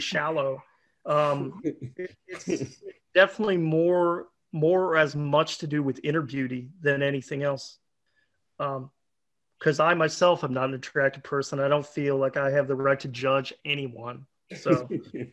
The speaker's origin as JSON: {"language": "English", "town": "Pittsburgh", "region": "Pennsylvania", "country": "United States", "tie": "born or raised there", "said": "I grew up around Pittsburgh"}